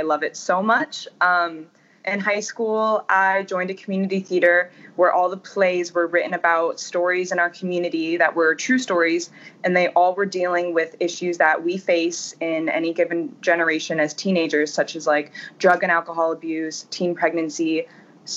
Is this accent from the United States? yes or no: yes; United States; moved away as an adult; also born or lived in Ohio / Florida; now in Los Angeles, United States; I grew up in Ohio and in Florida about half time in each place.